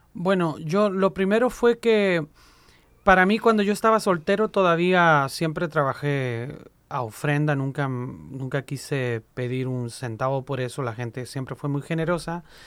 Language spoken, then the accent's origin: Spanish; Chile; moved away as an adult; now in Puebla, Mexico; En Chile todos los proyectos que yo había liderado ya los había entregado. Eh, estaba soltero, y hablé con mi obispo, mi obispo me dice, pues ve a vivir esa experiencia, tranquilo. Llegué a Puebla, en práctica iba por ocho meses pero ya llevo 18 años por allá, padre. Una sinaloense no me deja volver a mi tierra